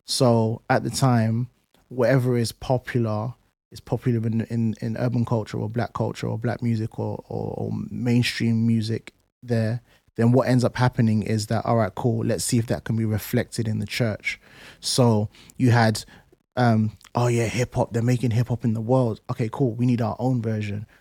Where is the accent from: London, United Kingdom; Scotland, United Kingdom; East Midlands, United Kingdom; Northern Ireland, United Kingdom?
London, United Kingdom; moved away; also born or lived in Plaistow / Essex; I grew up in Canning Town